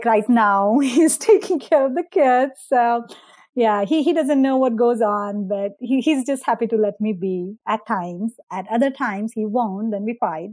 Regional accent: India; moved away; I grew up in India. I went to the school systems in India.

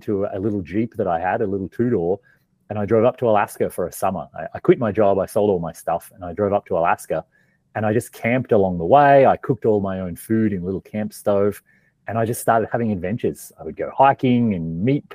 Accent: Australia; moved away as an adult; also born or lived in Melbourne / Canada; I grew up in Australia, kind of like in a small farming town.

